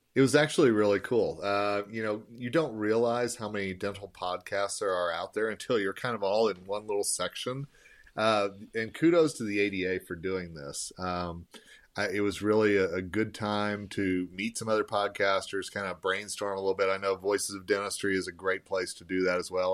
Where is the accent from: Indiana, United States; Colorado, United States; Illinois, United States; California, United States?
Colorado, United States; Longmont; I drive around my hometown of Longmont